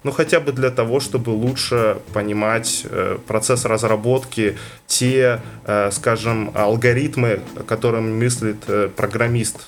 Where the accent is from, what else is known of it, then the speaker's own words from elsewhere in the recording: Karaganda, Karaganda Region, Kazakhstan; also born or lived in Saint Petersburg; из Казахстана, я ну, просто родился в Карганде